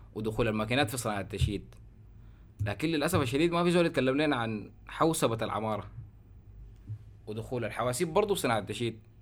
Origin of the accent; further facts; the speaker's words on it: Sudan; عندنا في السودان مع نهايه التسعينات